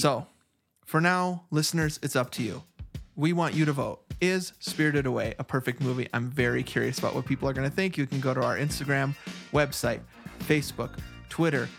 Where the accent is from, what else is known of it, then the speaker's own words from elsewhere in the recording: United States; I'm an American guy